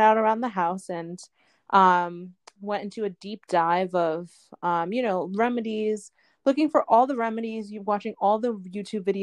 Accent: Boston, Massachusetts, United States; also born or lived in Ithaca, New York; I was born and raised in the Boston area.

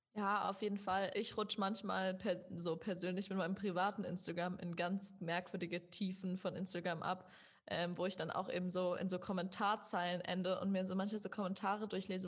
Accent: Germany; ich, die aufgewachsen ist in Deutschland. Also ich war die Einzige, die wirklich irgendwie die ganze Zeit in Deutschland bisher gelebt hat, ihr ganzes Leben.

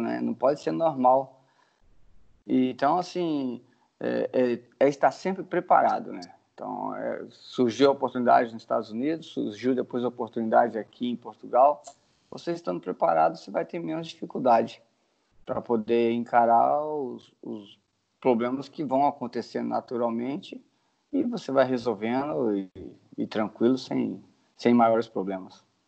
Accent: Carangola, Minas Gerais, Brazil; moved away as an adult; also born or lived in Boston, United States; minha cidade natal é Carangola

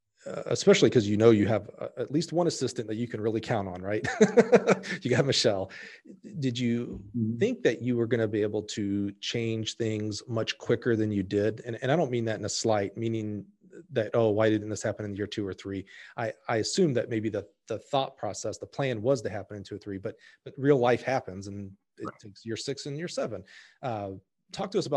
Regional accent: the South, United States; I grew up in the South

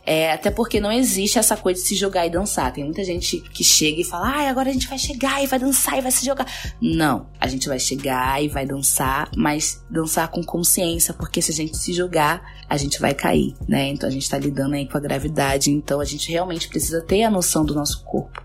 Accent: Rio de Janeiro, Brazil; moved away as an adult; also born or lived in Luanda, Angola; now in São Paulo, Brazil; Nasci em Angola, em Luanda, fui criada no Rio de Janeiro desde pequena e atualmente eu moro em São Paulo

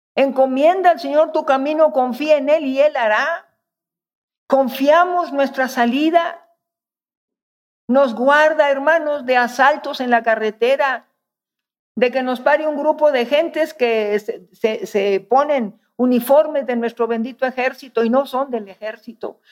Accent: northern Mexico, Mexico; moved away; Soy norteña

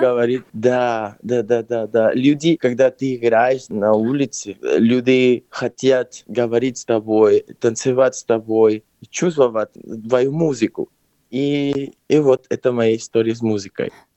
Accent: Lima, Peru; Russian is a second language; also born or lived in Barcelona, Spain / London, United Kingdom; now in Moscow, Russia; Я родился в Перу, в Лима, но я переехал в Испанию, может быть, уже 20 лет назад

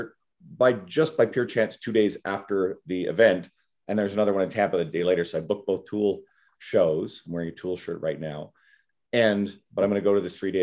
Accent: Newfoundland and Labrador, Canada; where I grew up in Newfoundland.

